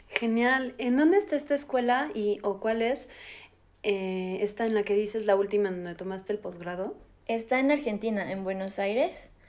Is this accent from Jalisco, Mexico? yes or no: no; Mexico City, Mexico; yo nací en la Ciudad de México